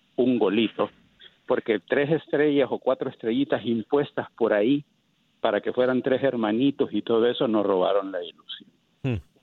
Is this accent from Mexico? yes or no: no; Honduras; now in California, United States; soy hondureño